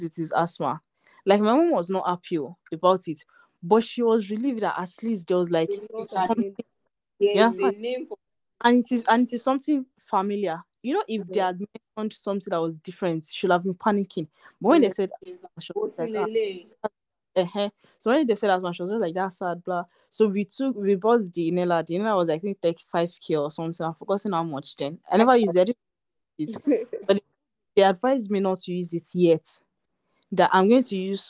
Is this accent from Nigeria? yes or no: yes; Nigeria; I'm Nigerian